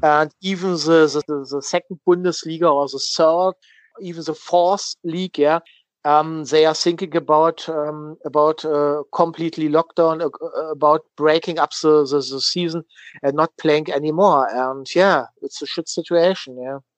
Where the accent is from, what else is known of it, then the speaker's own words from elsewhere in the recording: Berlin, Germany; English is a second language; moved away; I grew up in Berlin